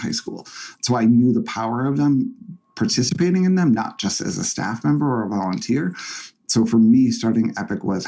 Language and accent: English; Essex, Massachusetts, United States; moved away as an adult; also born or lived in Boston; I grew up in Essex, which is about 45 minutes to an hour north of Boston, super small town